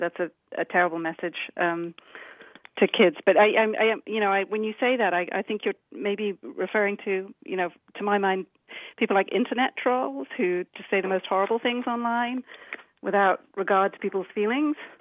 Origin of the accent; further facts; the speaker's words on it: United Kingdom; accent: British; now in Washington, D.C., United States; You might be able to tell from my accent that uh, I'm, I'm the British one